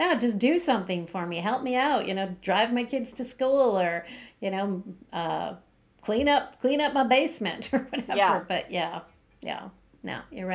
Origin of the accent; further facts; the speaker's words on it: Canada; I'm Canadian